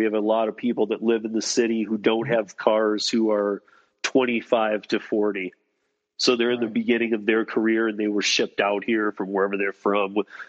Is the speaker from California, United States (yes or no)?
no; Denver, Colorado, United States; And I'm like, okay, well, I'm from Denver.